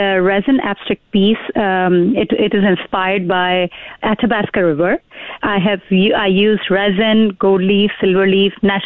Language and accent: English; Karachi, Sindh, Pakistan; moved away as an adult; now in Fort McMurray, Canada; I was born and raised in Pakistan, came to Canada in 2005